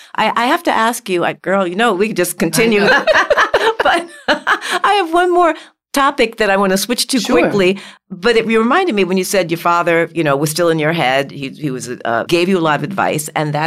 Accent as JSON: {"language": "English", "town": "New York City", "region": "New York", "country": "United States", "tie": "born or raised there", "said": "They grew up in New York City. I grew up in New York City."}